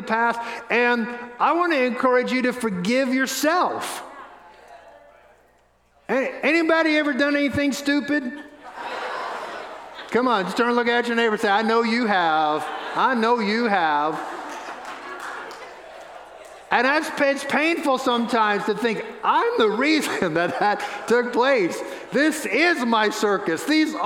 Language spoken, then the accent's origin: English; New Orleans, Louisiana, United States; moved away; We have family members that pastor a church in New Orleans, the little church I got saved